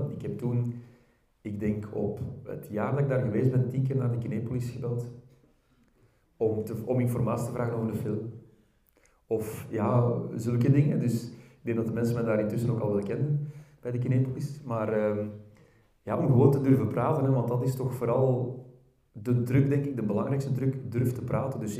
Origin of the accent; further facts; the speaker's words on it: Belgium; accent: verkavelingsvlaams; ik merk als ik gewoon praat in mijn, in mijn eigen dialect of verkavelingsvlaams, hoe je het ook wil noemen, met vrienden